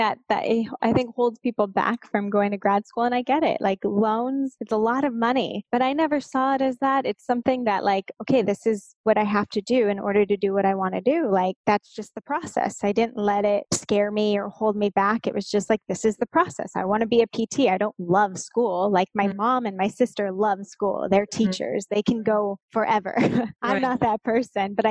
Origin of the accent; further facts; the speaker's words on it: Southern California, United States; also born or lived in Los Angeles; I grew up in Southern California, about an hour and a half southeast of LA.